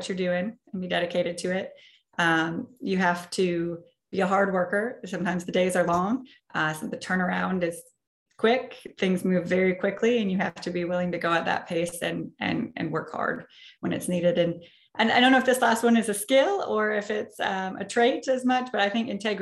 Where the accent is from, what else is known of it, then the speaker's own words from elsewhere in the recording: Marshall, Minnesota, United States; I grew up in rural southwest Minnesota, a town called Marshall